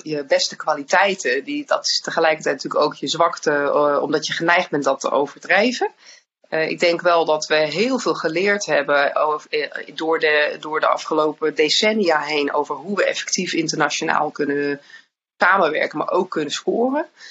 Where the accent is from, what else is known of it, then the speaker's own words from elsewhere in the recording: Netherlands; als Nederlanders